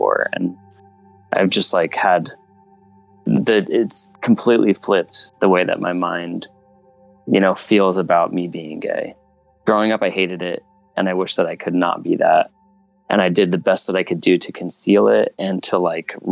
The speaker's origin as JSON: {"language": "English", "region": "Utah", "country": "United States", "tie": "born or raised there", "moved": "as an adult", "lives_now": "Portland, United States", "said": "I grew up in a pretty small town in Utah"}